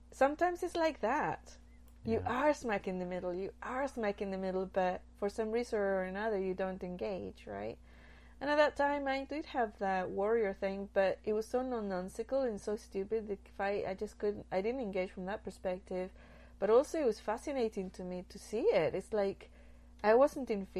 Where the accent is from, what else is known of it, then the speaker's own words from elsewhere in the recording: Nottingham, East Midlands, United Kingdom; now in United States; once I was in Nottingham, that was where I grew up in England